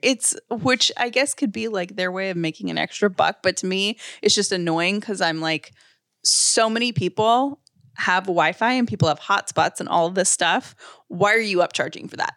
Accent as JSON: {"language": "English", "region": "the South", "country": "United States", "tie": "born or raised there", "said": "I'm very like a Southern person and I was raised in the South"}